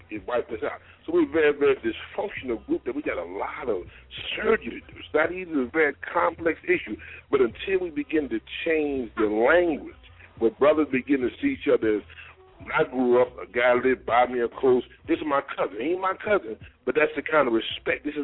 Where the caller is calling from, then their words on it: New Jersey, United States; I'm calling from New Jersey.